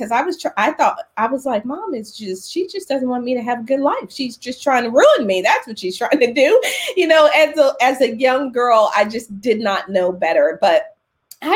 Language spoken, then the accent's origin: English; Philadelphia, Pennsylvania, United States; I was born in Philadelphia